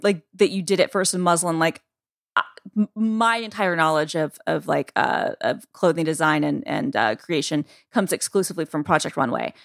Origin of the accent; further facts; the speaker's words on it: Georgia, United States; Georgia, my home state